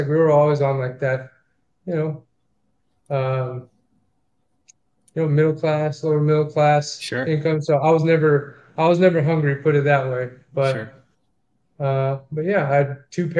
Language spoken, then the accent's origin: English; Hanford, California, United States; now in Jacksonville, United States; I grew up in Hanford, California, which is a small town of maybe like 20,000-30,000 people